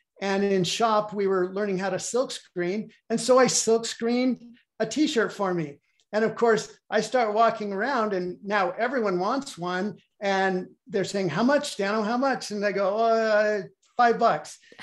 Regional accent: Bend, Oregon, United States; I grew up in Bend, Oregon

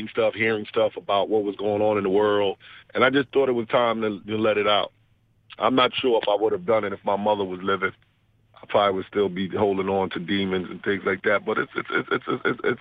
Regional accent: New York, United States; growing up in New York, dysfunctional home.

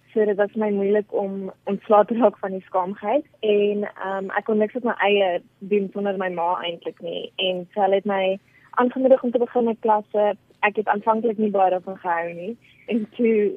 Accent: Pretoria, Gauteng, South Africa; Ek is gebore in Pretoria.

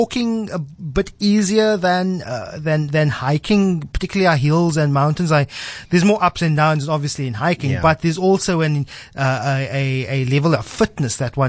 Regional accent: Cape Town, Western Cape, South Africa; I'm a southern suburb, South Peninsula boy.

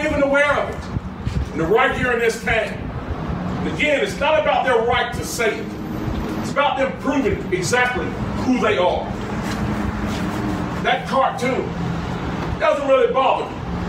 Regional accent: Greensboro, North Carolina, United States; celebrate February 1st down in my hometown of Greensboro

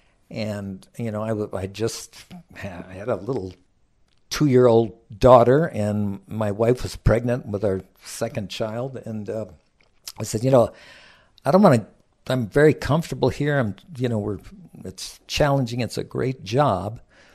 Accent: South Kona, Hawaii, United States; And I was raised in South Kona at a portion of that ranch that my dad managed.

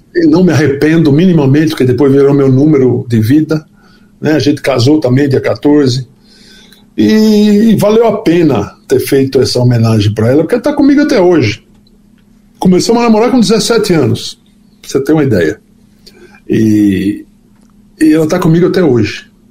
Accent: Natal, Rio Grande do Norte, Brazil; nasci em Natal

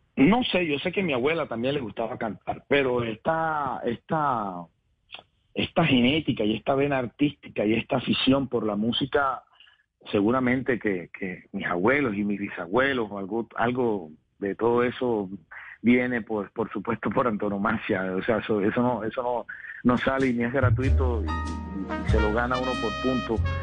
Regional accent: Cartagena, Bolívar, Colombia; en el barrio de Chamaní de mi ciudad natal, Cartagena, donde nací

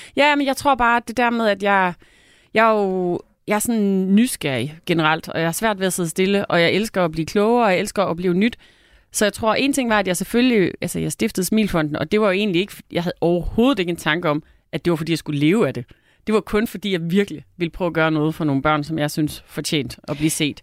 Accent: North Jutland, North Denmark Region, Denmark; jeg er nær i Nordjyde, der virkelig holder på pengene

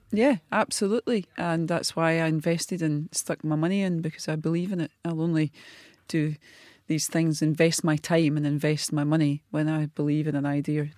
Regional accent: Glasgow, Scotland, United Kingdom; a wee girl from the East End of Glasgow, life school at fifteen

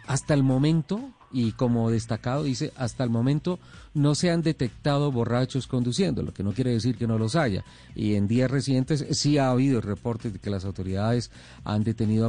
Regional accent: Colombia; somos colombianos

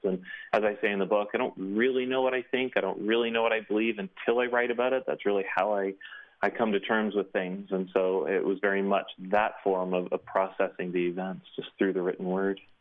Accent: Canada; here in Canada.

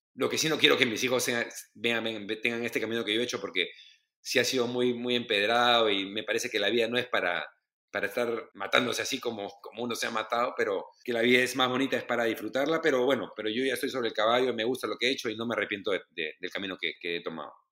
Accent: Lima, Peru; mi época lo más difícil en Lima era la Cayetano

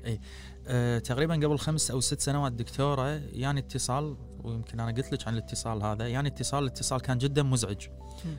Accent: Kuwait; accent: Kuwaiti; انا قاعد قاعد اتحكى كويتي

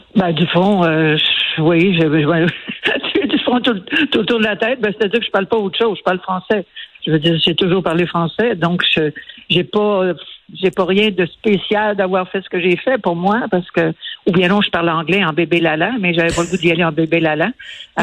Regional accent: Quebec, Canada; je suis fière d'être québécoise.

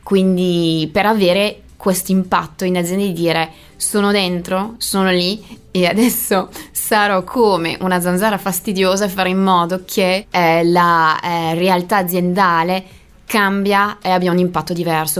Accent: Brittany, France; Italian is a second language; moved away; io sono francese, più precisamente bretone e la Bretagna è una bellissima regione di mare

